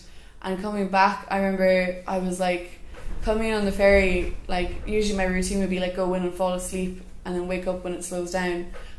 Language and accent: English; Cape Clear, Munster, Ireland; And I find it really easy to make connections with people young and old by just mentioning I'm from Cape Clear.